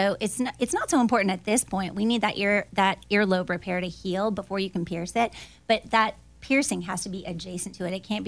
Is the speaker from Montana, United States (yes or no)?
no; Florida, United States; I grew up in Florida.